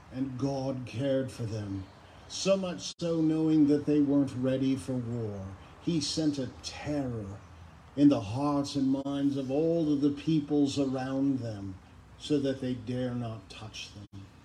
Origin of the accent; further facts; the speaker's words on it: Lansing, Michigan, United States; I grew up in Lansing, Michigan